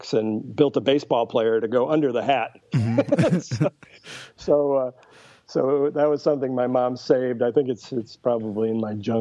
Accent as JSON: {"language": "English", "region": "Connecticut", "country": "United States", "tie": "born or raised there", "moved": "yes", "lives_now": "Dublin, New Hampshire, United States", "said": "I grew up in Connecticut, but my parents bought a summer place in southern New Hampshire when I was 3 years old"}